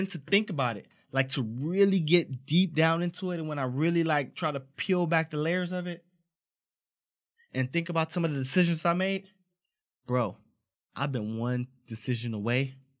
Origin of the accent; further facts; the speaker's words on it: Los Angeles, California, United States; growing up in South Central, it's a lot of cats that I seen make the wrong choice, got caught up in a gang life.